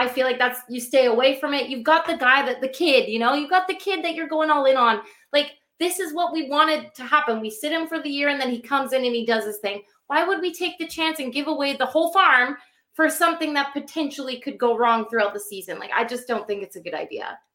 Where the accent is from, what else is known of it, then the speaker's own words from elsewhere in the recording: Vancouver, British Columbia, Canada; I grew up, you know, in Vancouver